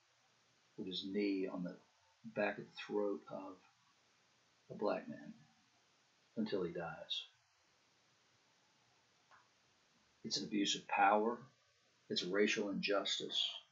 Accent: the South, United States; when I was a kid growing up in the South

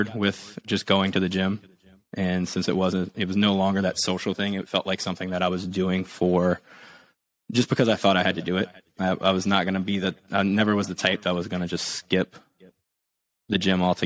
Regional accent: South Louisiana, United States; We were growing up in South Louisiana, a little bit more on the hunting and fishing side

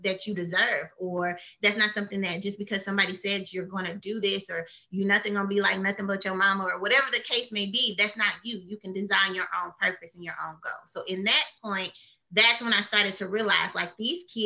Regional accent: Midland, Texas, United States; I did junior college at Midland College in my hometown. I'm from Midland, Odessa, a very small town.

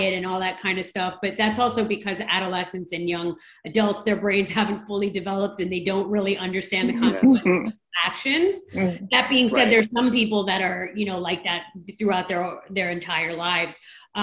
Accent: New York City, New York, United States; I'm a New Yorker

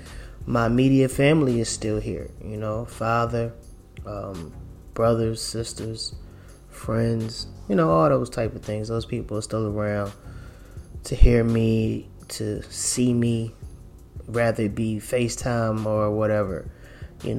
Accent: Philadelphia, Pennsylvania, United States; I grew up in Philadelphia

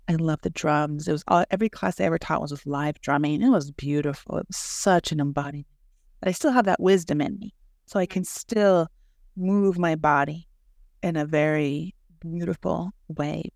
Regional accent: Mexico; now in United States; I grew up that way in Mexico. I had to carry the water from the river to my house.

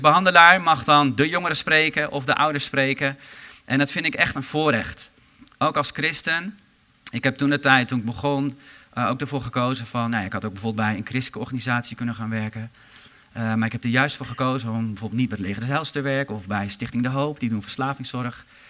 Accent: Harderwijk, Gelderland, Netherlands; ik kom zelf uit Harderwijk

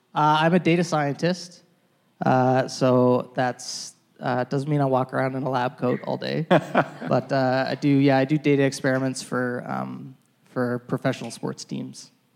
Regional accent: Calgary, Alberta, Canada; I'm born and raised in Calgary, really not too far from here in Whitehorn. So that's where I grew up

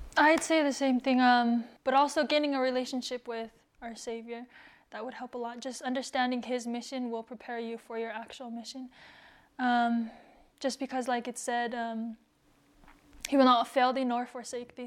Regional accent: United States; being a Tongan, growing up in America, not really knowing the culture as much or the language

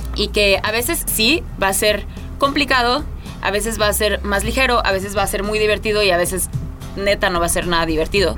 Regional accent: Mexico; me siento muy mexicana

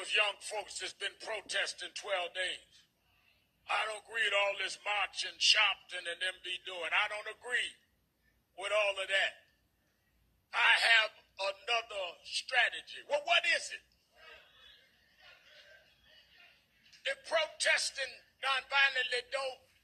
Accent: New York, United States; being that I'm from New York

